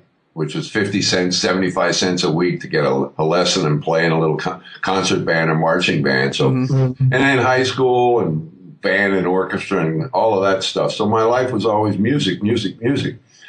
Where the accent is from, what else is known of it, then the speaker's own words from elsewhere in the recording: Lehighton, Pennsylvania, United States; moved away; also born or lived in New York; I'm a kid from Lehighton, Pennsylvania, a little burg out there in Pennsylvania.